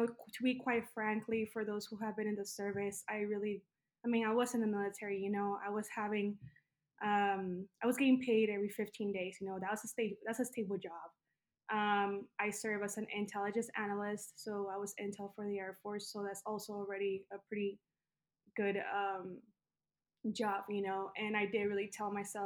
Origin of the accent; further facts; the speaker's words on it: El Paso, Texas, United States; moved away as an adult; I am from Texas, from the town of El Paso, Texas. It's a border town. And since it's a border town, that means that I am a daughter of Mexican migrants that moved into the United States. I lived in Texas until I was about like 19 years old